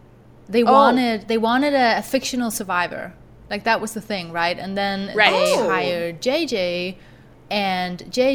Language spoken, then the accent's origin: English; Denmark; I am from Denmark